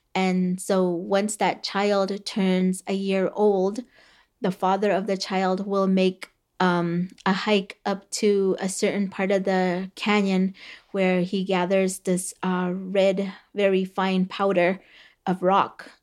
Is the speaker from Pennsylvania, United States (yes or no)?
no; Havasupai, Arizona, United States; first language Havasupai; English is a second language; Havasupai was the first language that I spoke